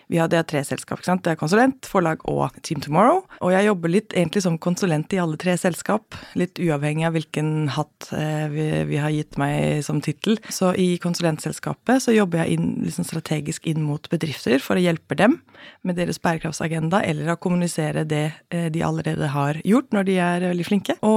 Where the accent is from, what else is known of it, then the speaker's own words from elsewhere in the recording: Central Denmark Region, Denmark; now in Norway; Jeg har vokst opp i Danmark. Eh, I Midtjylland.